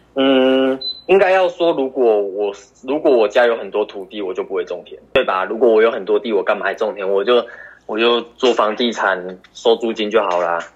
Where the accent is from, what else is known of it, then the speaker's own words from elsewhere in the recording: Tainan, Taiwan; 我们台南